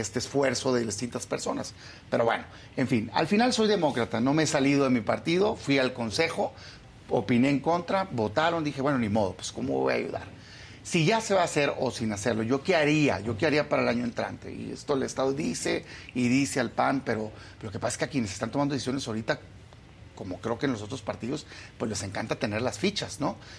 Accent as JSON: {"language": "Spanish", "region": "Sonora", "country": "Mexico", "moved": "yes", "lives_now": "Mexico City, Mexico", "said": "yo, soy de Sonora, pero ya vivo, vivo acá en la Ciudad de México"}